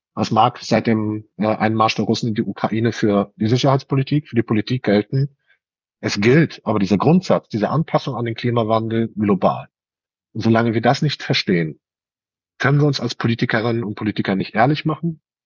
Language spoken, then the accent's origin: German; Germany; bei uns in Deutschland